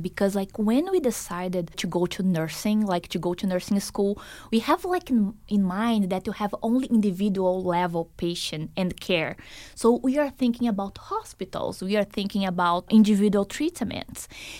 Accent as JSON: {"language": "English", "town": "Boston", "region": "Massachusetts", "country": "United States", "said": "I came from Boston, so east side, and I'm so surprised seeing all the nature around here."}